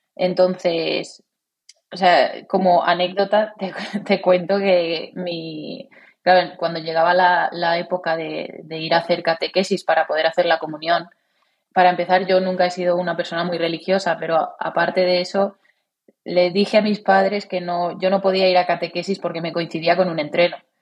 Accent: Cornellà de Llobregat, Catalonia, Spain; moved away; also born or lived in Valencia; era en el Cornellá, allí en, donde, mi ciudad natal

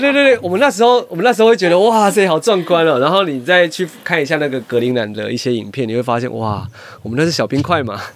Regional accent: Taiwan; 对我们台湾人来说

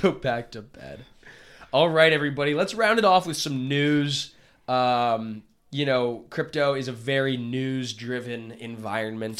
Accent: United States; as an American citizen, as a patriot

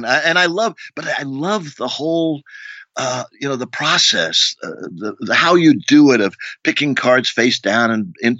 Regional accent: Rio de Janeiro, Brazil; moved away; I grew up in Rio de Janeiro as a kid

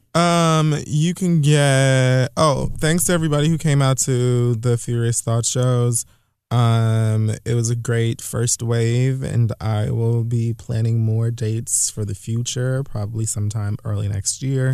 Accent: Miami, Florida, United States; moved away; my hometown of Miami, Florida

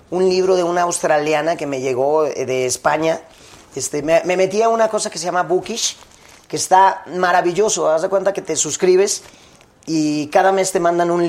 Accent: Guadalajara, Jalisco, Mexico; now in Mexico City, Mexico; Soy de, ahí, de Guadalajara. Parezco canadiense, pero...

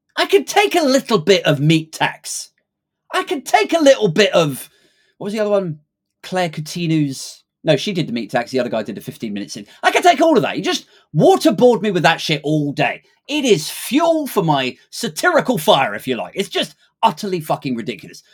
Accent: United Kingdom; it's hard enough to be taken seriously as a Brit these days

